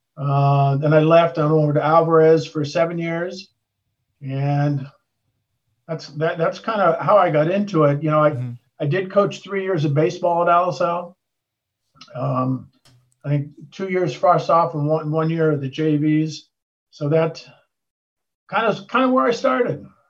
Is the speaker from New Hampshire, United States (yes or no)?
no; Los Altos, California, United States; I grew up in Los Altos, uh, up in the Bay Area